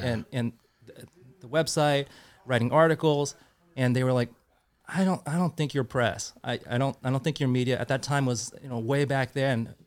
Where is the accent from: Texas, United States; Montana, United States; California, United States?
California, United States; Santa Clara; I grew up in the South Bay, Santa Clara area